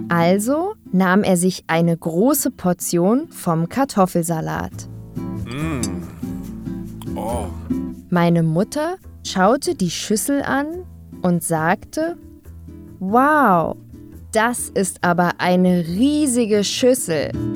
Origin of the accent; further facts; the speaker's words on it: Berlin, Germany; Ich bin in Westberlin geboren und aufgewachsen